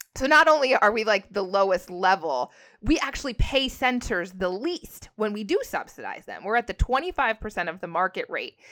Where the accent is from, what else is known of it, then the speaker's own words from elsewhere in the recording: Canada; I'm Canadian